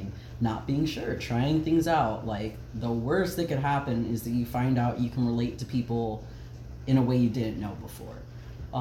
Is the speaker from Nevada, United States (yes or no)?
no; Dade City, Florida, United States; moved away; 352 Dade City represent.